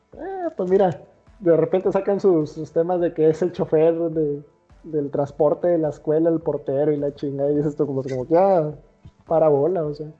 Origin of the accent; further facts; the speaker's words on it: Mexico; como mexicano